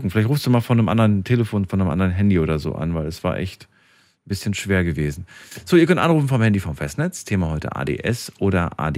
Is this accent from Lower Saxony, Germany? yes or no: no; Baden-Württemberg, Germany; ich bin aus Kreis Freudenstadt.